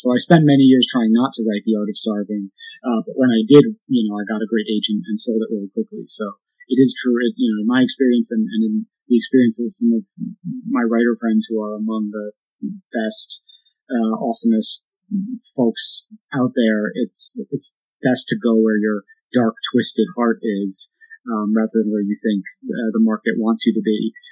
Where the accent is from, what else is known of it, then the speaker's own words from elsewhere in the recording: Hudson, New York, United States; I grew up in a pretty depressed economically uh, small town in upstate New York called Hudson, which is near Albany